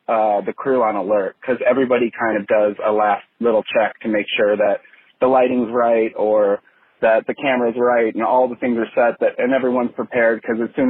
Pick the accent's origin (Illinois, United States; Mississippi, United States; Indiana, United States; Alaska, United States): Indiana, United States; Portage; moved away as an adult; now in Los Angeles, United States; born and raised in Portage, Indiana. But for the last over a decade, I've lived in Los Angeles